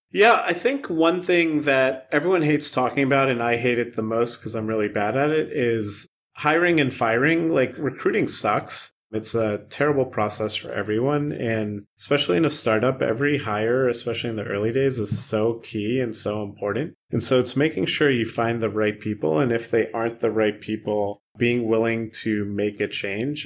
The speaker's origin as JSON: {"language": "English", "town": "Baltimore", "region": "Maryland", "country": "United States", "tie": "born or raised there", "said": "growing up in Baltimore"}